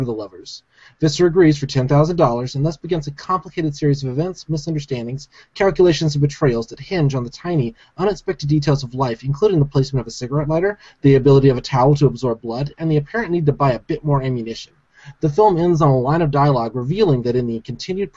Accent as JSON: {"language": "English", "region": "Alabama", "country": "United States", "tie": "born or raised there", "said": "I grew up in Alabama."}